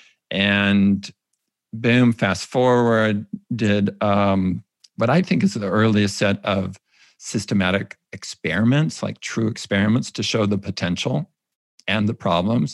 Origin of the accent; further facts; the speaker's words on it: California, United States; I was raised Mormon in California